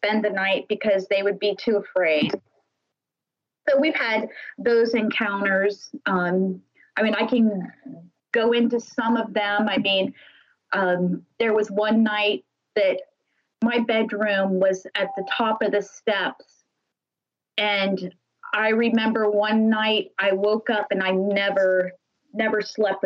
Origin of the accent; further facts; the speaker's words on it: Lakeville, Ohio, United States; me and my sisters, we grew up in Lakeville, Ohio, which is just a little town in Holmes County